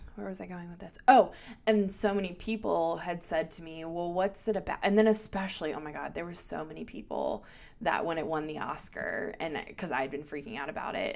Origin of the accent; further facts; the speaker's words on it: Baltimore, Maryland, United States; accent: Baltimore; my Baltimore accent